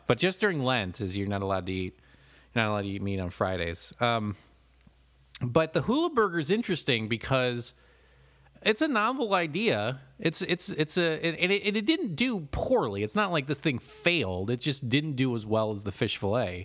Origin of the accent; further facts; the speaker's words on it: Toledo, Ohio, United States; I grew up in Toledo